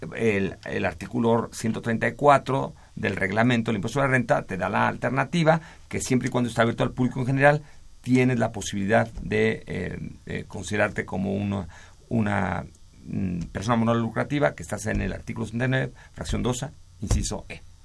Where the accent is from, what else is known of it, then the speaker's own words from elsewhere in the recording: Mexico; a nosotros como mexicanos